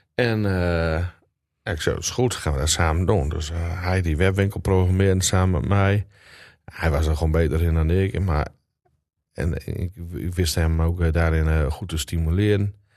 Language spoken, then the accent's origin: Dutch; Drenthe, Netherlands; also born or lived in Groningen; now in Annen, Netherlands; Maar ik ben wel geboren en getogen in Drenthe